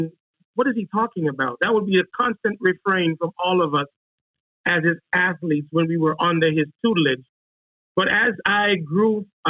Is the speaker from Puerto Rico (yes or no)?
no; Kingston, Jamaica; moved away as an adult; also born or lived in Washington, D.C. / Charlotte; I'm originally from Kingston, Jamaica, and I was offered a track and field scholarship to Howard University back in 1989